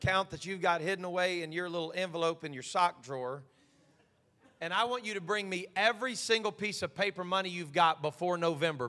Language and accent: English; United States; we're American